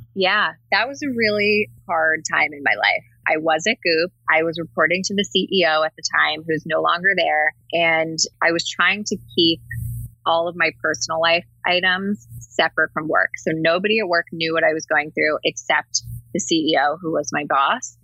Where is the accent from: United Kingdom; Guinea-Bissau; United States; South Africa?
United States; New Jersey; I grew up in New Jersey, right outside New York.